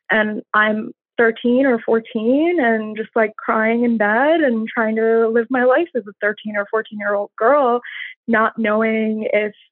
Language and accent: English; India; moved away as an adult; I grew up in I grew up in India in many different cities. We moved around a lot, and then uh, when I turned 18, I moved here.